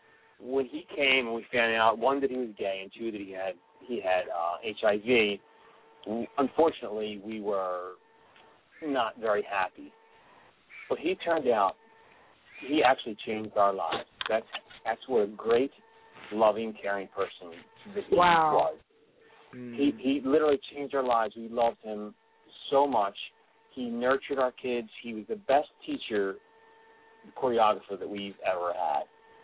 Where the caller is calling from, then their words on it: Philadelphia, Pennsylvania, United States; …. I'm from Philadelphia.